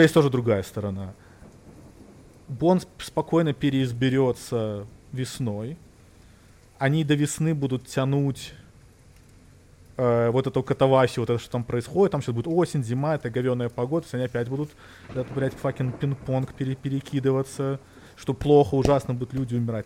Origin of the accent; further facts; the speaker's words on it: Belarus; moved away; я там вырос в Беларусь